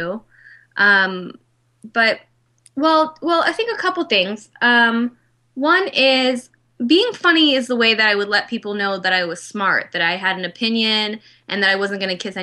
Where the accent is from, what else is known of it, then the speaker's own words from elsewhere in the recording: Los Angeles, California, United States; also born or lived in Tashkent, Uzbekistan; moved here and then grew up in LA and started acting at a really young age